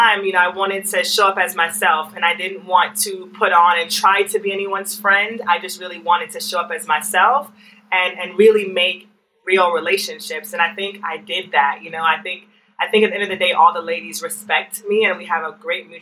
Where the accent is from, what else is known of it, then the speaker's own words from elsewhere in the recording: Jamaica; I'm from Jamaica